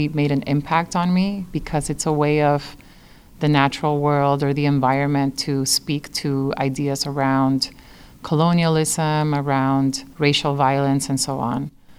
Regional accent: San Juan, Puerto Rico; now in Chicago, United States; I was actually born and raised in San Juan, Puerto Rico

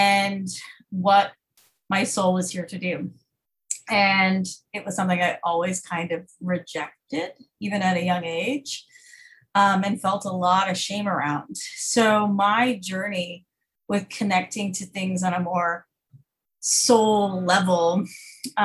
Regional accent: Fort Worth, Texas, United States; I grew up in Fort Worth, Texas, in a very, very conservative, homeschool cult

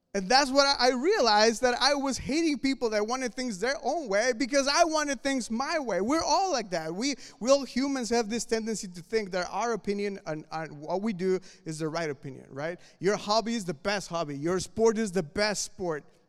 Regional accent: Mexico City, Mexico; moved away; I'm from Mexico City

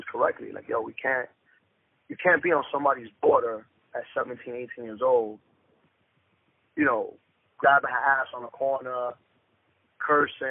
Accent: New York City, New York, United States; I'm from Dykeman, man. Born and raised.

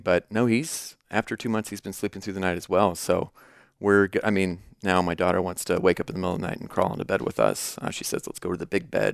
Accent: Davenport, Iowa, United States; moved away as an adult; also born or lived in Chicago, Illinois; now in Peoria, United States; I've been born and raised in Davenport, Iowa

